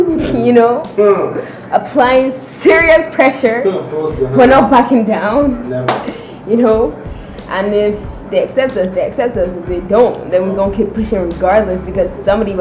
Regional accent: Nigeria; moved away; I'm half Nigerian, half French, but I basically grew up in Nigeria

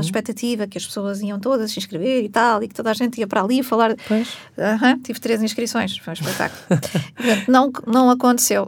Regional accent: Portugal; nós enquanto portugueses típicos que somos

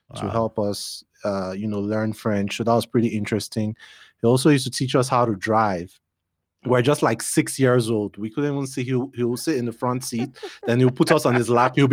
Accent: Benin City, Edo, Nigeria; And you know, plus we're from Benin, so my dad has a house there. So you know, we always go back home every now and again.

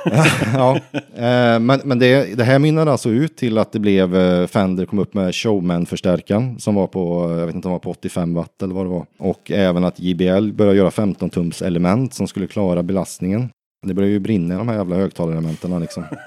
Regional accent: Vänersborg, Västra Götaland, Sweden; also born or lived in United States; i Vänersborg då, där jag kommer ifrån.

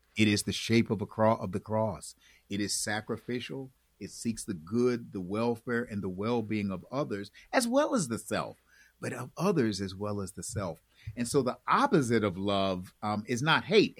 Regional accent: Buffalo, New York, United States; also born or lived in Chicago, Illinois / Maywood, Illinois; now in Raleigh, United States; We moved from there when I was about 3 mm-hmm. and went and moved. They took a church in Buffalo

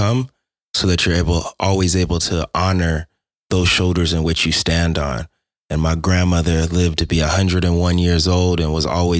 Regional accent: Denver, Colorado, United States; I'm from Denver, Colorado, more specifically an area called Park Hill, which was the inner city area of Denver up until the gentrification that has been happening within the last 15 years.

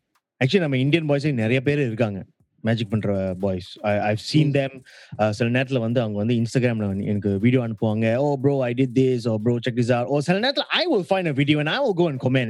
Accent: India; The only reason why I'm special is because I'm Indian.

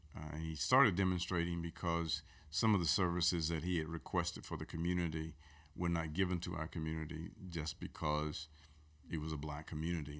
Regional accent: Aliceville, Alabama, United States; moved away as an adult; also born or lived in Birmingham; I'm from a place called Aliceville, which is where um, my parents and grandparents were from. I grew up there and uh, moved to Birmingham after I got out of college

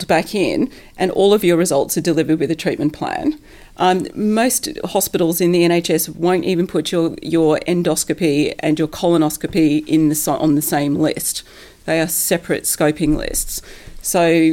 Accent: Australia; now in United Kingdom; I come from Australia where distance is distance

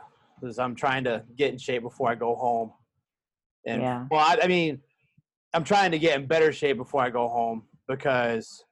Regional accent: the South, United States; moved away; I'm from the South

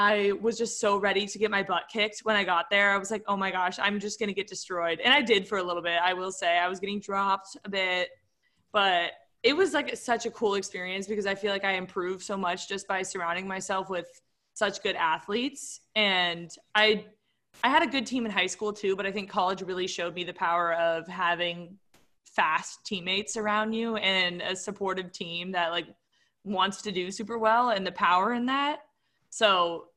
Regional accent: Carlsbad, California, United States; I was like doing little running races in my hometown. I don't know if you guys are familiar with like the Carlsbad 5000

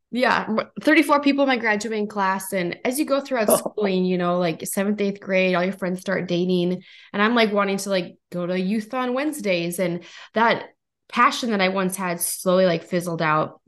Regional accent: North Dakota, United States; I'm from North Dakota

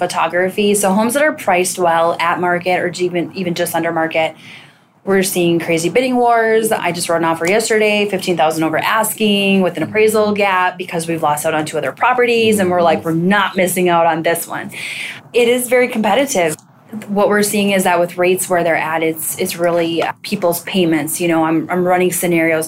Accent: Northfield, Minnesota, United States; I'm from Northfield, Minnesota

